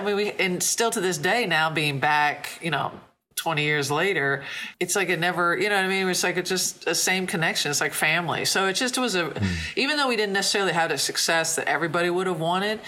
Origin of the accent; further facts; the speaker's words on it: Logan, Ohio, United States; I was from Logan, which is an hour southeast of Columbus.